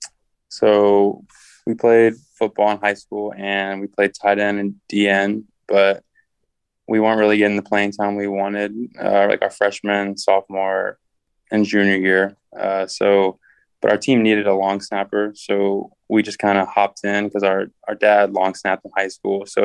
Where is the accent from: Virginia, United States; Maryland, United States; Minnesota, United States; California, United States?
Virginia, United States; Richmond; now in Florida, United States; I grew up in Richmond, Virginia